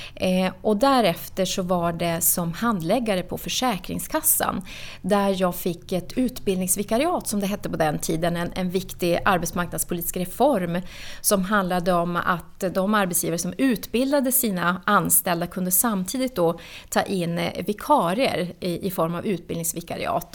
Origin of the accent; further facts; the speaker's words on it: Norrbotten County, Sweden; now in Nacka, Sweden; Jag är född och uppvuxen i Norrbotten